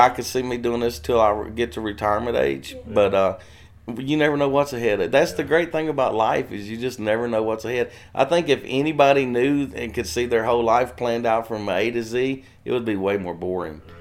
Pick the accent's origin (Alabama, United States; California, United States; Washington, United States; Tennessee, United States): Tennessee, United States; Waverly; also born or lived in Texas; I'm native to Tennessee. I was born in Waverly, Tennessee, and lived here most of my life. I did live five years in Texas with my dad when I was older